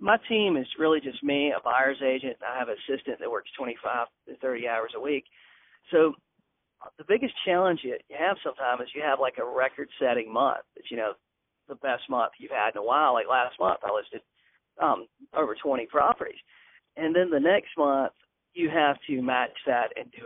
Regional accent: Manning, South Carolina, United States; moved away as an adult; also born or lived in Alcolu, South Carolina; now in Myrtle Beach, United States; I grew up in Manning, South Carolina, close to Columbia

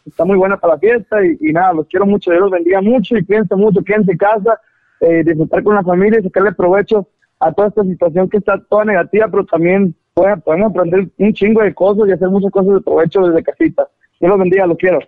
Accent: Caborca, Sonora, Mexico; yo soy de Caborca

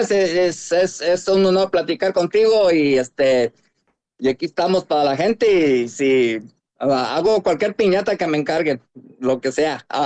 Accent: Xilitla, San Luis Potosí, Mexico; moved away as an adult; now in United States; allá de, de Huacatlán, Gilitla, San Luis Potosí, allá para las pozas, la Huasteca

